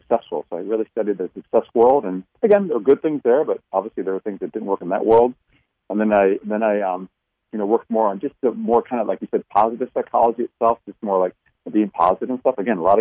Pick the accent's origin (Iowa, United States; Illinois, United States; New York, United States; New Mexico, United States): Iowa, United States; I grew up in Iowa, you know, learned things there, you know, Midwestern kind of values